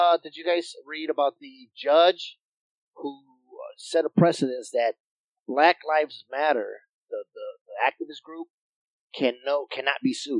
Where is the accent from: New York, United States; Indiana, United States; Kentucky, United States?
Indiana, United States; East Chicago; born or raised there